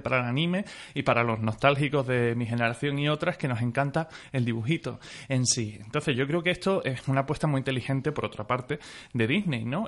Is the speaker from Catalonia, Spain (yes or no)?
no; Mérida, Extremadura, Spain; yo soy de Mérida